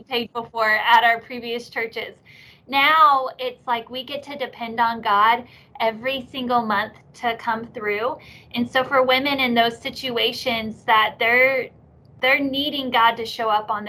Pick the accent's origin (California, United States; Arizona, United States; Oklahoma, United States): Oklahoma, United States; I am an Okie, born and raised. Love my state here in Oklahoma